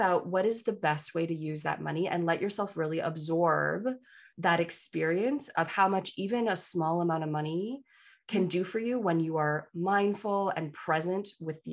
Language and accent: English; Canada; I'm a Canadian